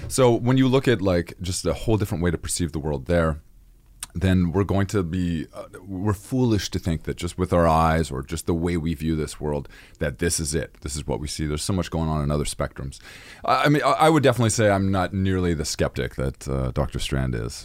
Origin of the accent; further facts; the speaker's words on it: Victoria, British Columbia, Canada; I originally grew up in Victoria, B C.